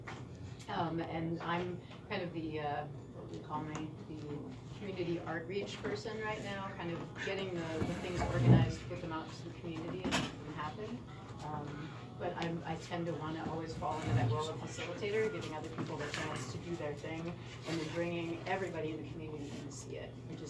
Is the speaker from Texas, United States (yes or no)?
no; Minneapolis, Minnesota, United States; now in Sioux Falls, United States; I'm from Minneapolis, St. Paul area originally.